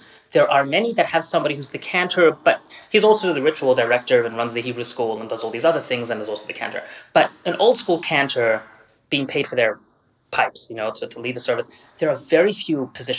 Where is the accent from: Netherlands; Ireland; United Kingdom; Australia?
Australia; moved away; I grew up Orthodox. I grew up in Australia. I know it's hard to tell. A long time ago. The accent is long gone.